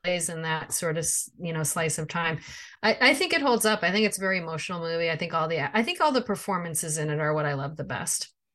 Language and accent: English; outside of Chicago, Illinois, United States; we grew up outside of Chicago